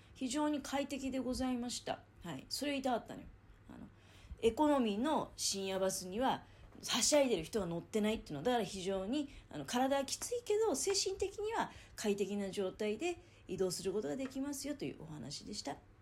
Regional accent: near Nagaoka, Niigata, Japan; moved away; 長岡からねだから自分の実家の近く

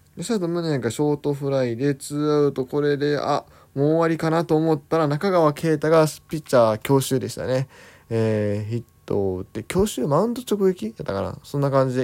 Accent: Kansai, Japan; moved away; 地元関西の方に戻ってですね、過ごしておりました。

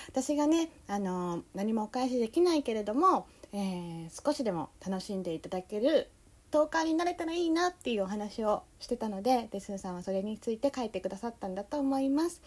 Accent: Tokyo, Japan; 東京人の私が関西人であるひよりさんの関西弁を厳しくチェックしました。

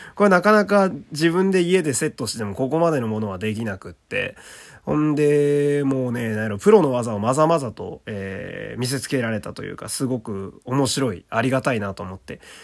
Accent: Fukui, Japan; 私はあの、福井県という土田舎の、えー、出身

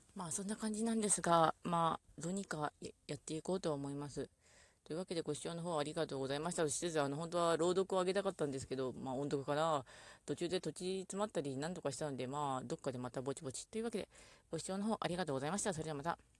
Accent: Ishikawa, Japan; 一応石川県にいた

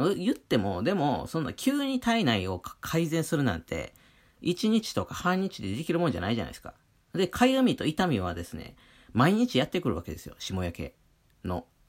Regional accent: Wakayama, Japan; moved away; 僕、和歌山県出身なんて雪なんて触れたことない人間だったんで

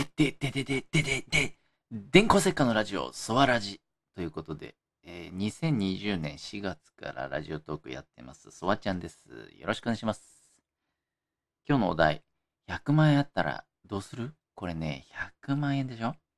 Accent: Kanagawa, Japan; 神奈川生まれ、江戸っ子ですからね。

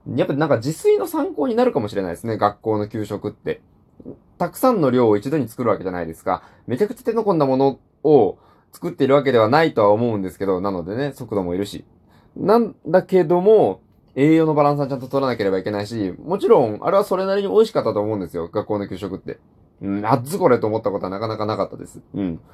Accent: Hiroshima, Japan; 僕、出身広島なんですけど

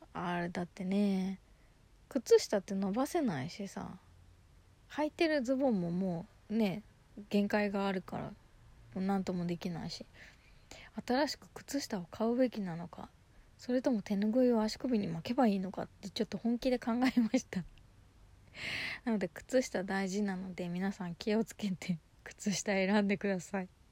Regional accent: Yokohama, Kanagawa, Japan; 地元横浜でのライブ

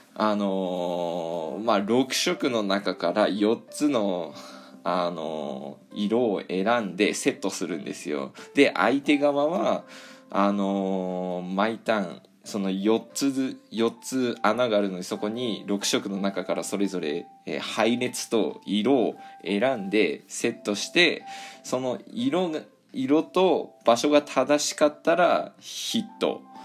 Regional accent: Hokkaido, Japan; 私の地元ねあの北海道なんですけど

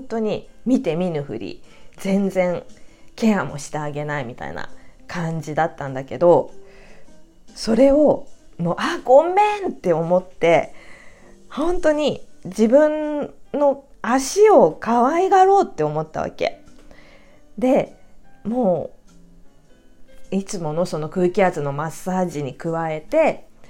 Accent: Japan

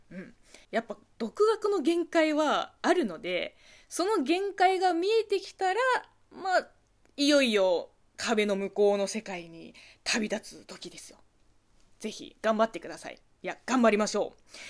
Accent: China; moved away; 中国生まれ中国育ちの私

